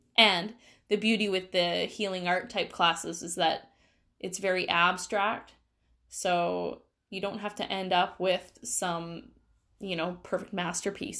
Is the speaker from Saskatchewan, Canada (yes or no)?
no; Langley, British Columbia, Canada; I grew up in the Lower Mainland here in B C, and I moved around a ton when I was young.